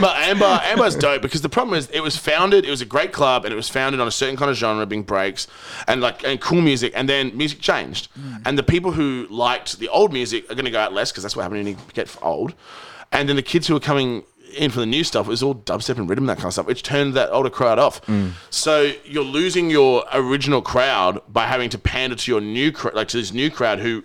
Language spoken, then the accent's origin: English; Perth, Western Australia, Australia; moved away as an adult; I left when I was like by the time I was 21 from Perth